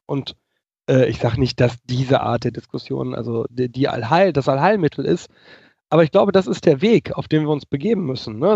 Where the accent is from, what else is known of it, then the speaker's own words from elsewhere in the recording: Germany; kann ich als Deutscher